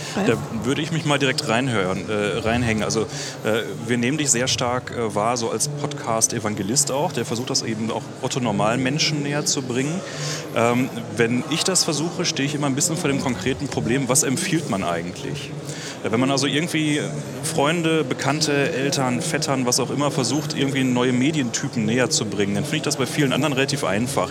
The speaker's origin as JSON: {"language": "German", "town": "Göttingen", "region": "Lower Saxony", "country": "Germany", "said": "wir kommen halt alle aus Göttingen"}